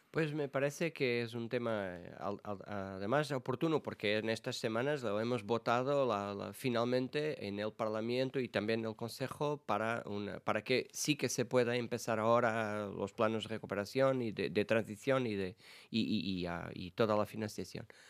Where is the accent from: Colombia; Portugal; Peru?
Portugal; Spanish is a second language; moved away as an adult; now in Brussels, Belgium; yo vengo de, ah, de, de los ayuntamientos, de las bases de la política en mi país